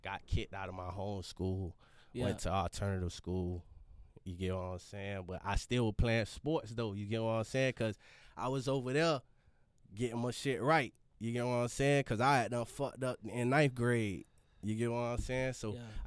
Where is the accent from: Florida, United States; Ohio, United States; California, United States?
Florida, United States; Fort Lauderdale; I'm from Broward, man. Home of Broward, Lauderdale, to be exact